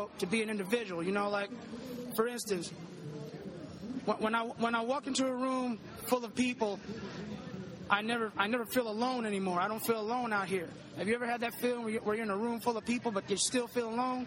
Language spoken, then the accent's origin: English; Milan, Illinois, United States; I'm from Milan, Illinois.